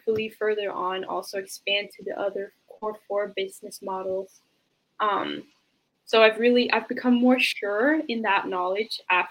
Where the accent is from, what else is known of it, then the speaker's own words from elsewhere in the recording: Denmark; I was born and raised in Denmark